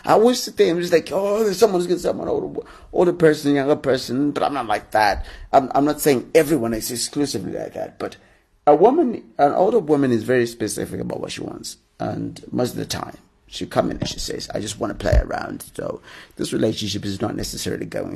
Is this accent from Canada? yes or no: no; Zimbabwe; now in Harare, Zimbabwe; I suppose normally I record it from Harare, which is my hometown